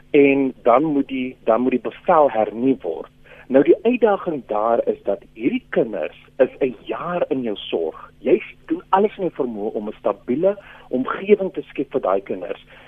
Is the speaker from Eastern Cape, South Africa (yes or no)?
no; Western Cape, South Africa; ek kom van die Kaap